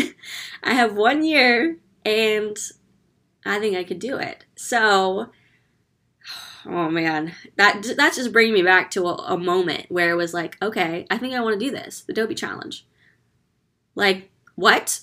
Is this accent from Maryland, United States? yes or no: no; California, United States; now in Orlando, United States; I'm originally born and raised in California